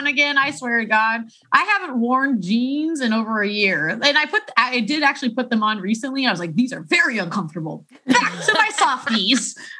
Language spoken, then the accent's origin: English; Chicago, Illinois, United States; accent: Chicago; That's my Chicago accent.